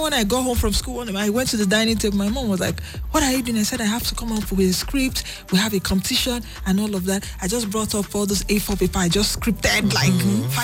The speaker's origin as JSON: {"language": "English", "region": "Lagos", "country": "Nigeria", "tie": "born or raised there", "said": "came back to Lagos. I was born in Lagos."}